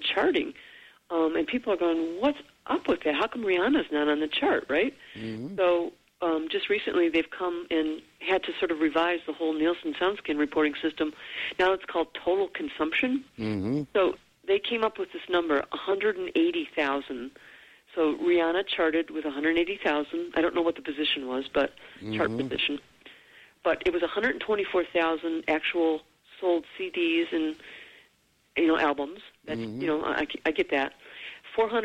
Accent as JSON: {"language": "English", "town": "Detroit", "region": "Michigan", "country": "United States", "also_born_or_lived": "Hollywood", "moved": "as an adult", "said": "I'm from Detroit."}